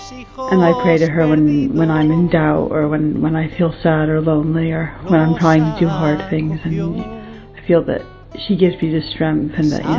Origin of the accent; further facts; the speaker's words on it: United States; moved away; I'm American originally.